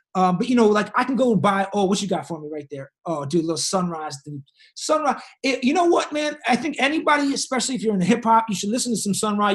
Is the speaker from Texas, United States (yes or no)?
no; Boston, Massachusetts, United States; moved away as an adult; also born or lived in Brooklyn; now in Los Angeles, United States; I moved back from Brooklyn to, to Boston for like a year and a half, two years before I moved